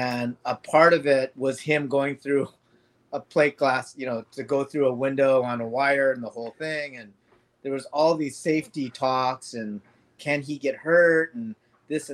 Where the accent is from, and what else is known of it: Los Angeles, California, United States; born or raised there; also born or lived in Indonesia